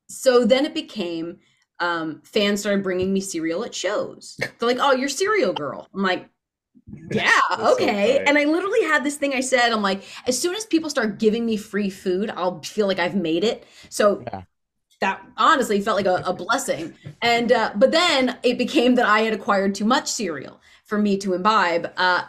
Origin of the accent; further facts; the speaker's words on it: Northeast, United States; I'm from the Northeast, but I didn't start wrestling stuff in the Northeast.